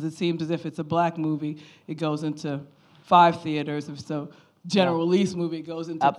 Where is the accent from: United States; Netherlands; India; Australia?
United States; moved away as an adult; now in London, United Kingdom; I've lived here for a long time. I've lived here for 14 years. As you can tell, I'm an American.